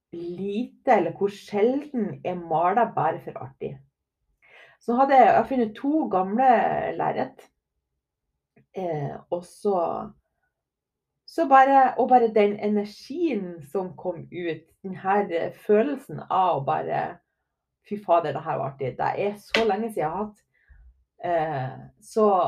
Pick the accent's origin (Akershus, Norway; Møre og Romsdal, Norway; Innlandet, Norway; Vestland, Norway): Møre og Romsdal, Norway; Herøy; moved away; also born or lived in Trondheim; Jeg kommer jo ifra Lille Herøy